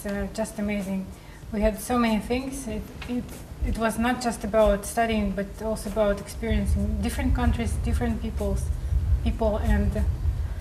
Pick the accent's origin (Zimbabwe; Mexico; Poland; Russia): Russia; moved away as an adult; I'm from Russia